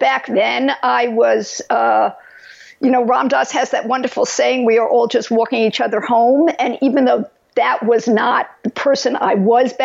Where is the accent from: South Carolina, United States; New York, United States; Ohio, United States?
New York, United States; moved away as an adult; also born or lived in Los Angeles; now in California, United States; I was brought up in New York, as you can tell from my accent